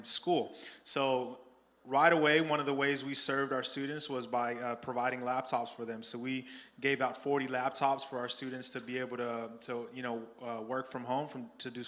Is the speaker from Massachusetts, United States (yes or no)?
no; Phoenix, Arizona, United States; I grew up in South Phoenix, 39th Avenue and Southern, across the street from Cesar Chavez High School